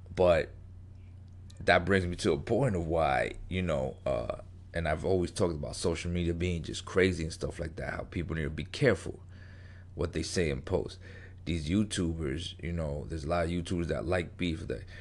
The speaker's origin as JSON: {"language": "English", "region": "New York", "country": "United States", "tie": "born or raised there", "said": "I grew up in New York, grew up in the street"}